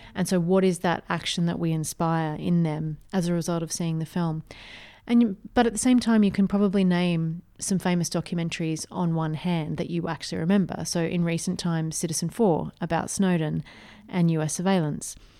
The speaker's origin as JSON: {"language": "English", "country": "Australia", "tie": "born or raised there", "said": "I grew up in a very small country town"}